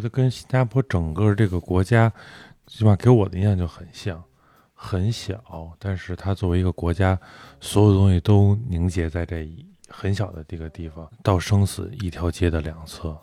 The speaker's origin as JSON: {"language": "Chinese", "region": "Beijing", "country": "China", "tie": "born or raised there", "said": "我在胡同里跑大的，我知，大概知道哪儿厕所好找"}